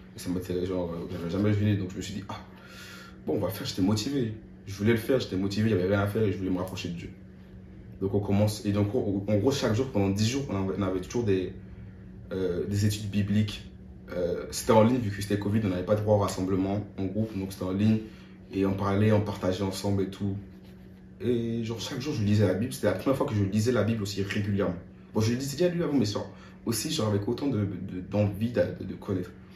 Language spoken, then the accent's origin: French; France; moved away as an adult; also born or lived in Côte d'Ivoire; now in San Diego, United States; je suis français